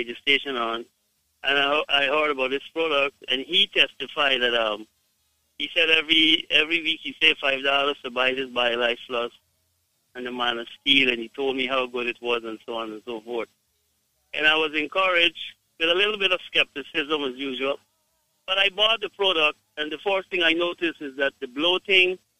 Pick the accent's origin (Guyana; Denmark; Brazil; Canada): Guyana; I am from Guyana